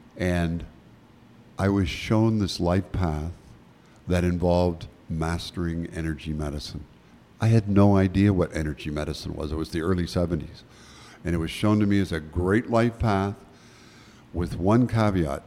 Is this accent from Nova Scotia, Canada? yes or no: yes; Nova Scotia, Canada; moved away; I was born in Nova Scotia